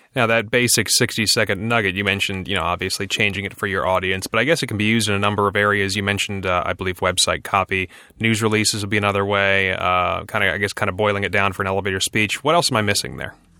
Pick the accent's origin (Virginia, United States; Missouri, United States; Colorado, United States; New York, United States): Virginia, United States; my home state of Virginia